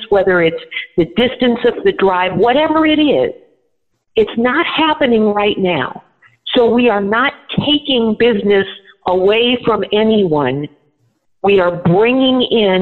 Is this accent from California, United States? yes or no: no; Nebraska, United States; my state, I'm from Nebraska